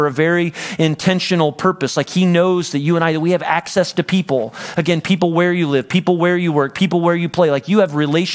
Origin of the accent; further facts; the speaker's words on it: Central Illinois, United States; moved away; I grew up in Central Illinois